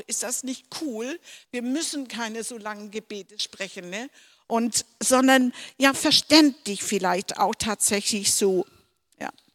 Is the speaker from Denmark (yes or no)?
yes; Denmark; moved away; wo ich, auf, wo ich aufgewachsen bin, hatten Missionare und das war in unserer Heimat aus Dänemark